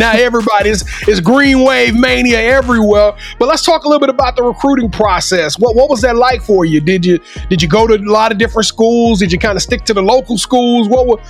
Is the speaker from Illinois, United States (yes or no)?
no; Louisiana, United States; my home state, Louisiana.